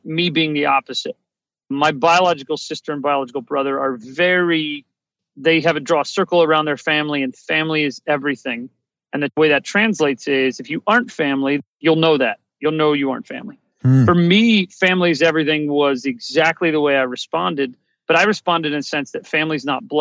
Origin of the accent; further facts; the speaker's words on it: Ohio, United States; I grew up in Ohio